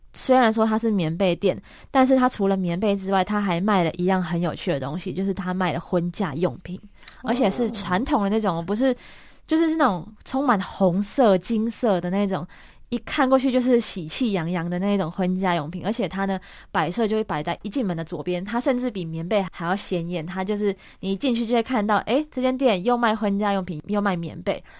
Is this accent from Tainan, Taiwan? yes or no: no; Kaohsiung, Taiwan; moved away as an adult; now in Taipei, Taiwan; 我是高雄人，然后我十八岁的时候 高中毕业上来台北念书